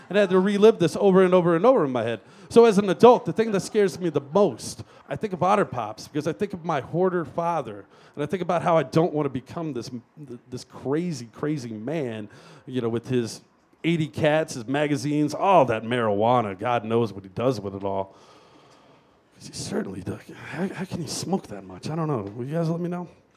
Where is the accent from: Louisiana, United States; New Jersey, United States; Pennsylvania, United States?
Louisiana, United States; I grew up in Louisiana